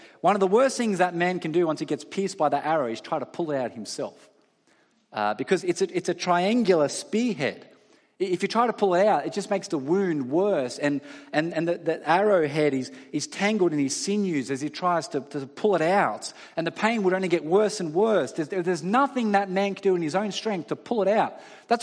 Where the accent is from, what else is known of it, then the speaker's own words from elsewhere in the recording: Australia; all of us as Australian citizens